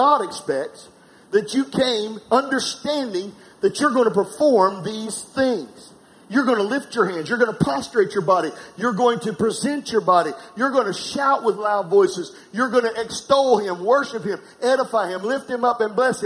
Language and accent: English; South Carolina, United States; I'm from South Carolina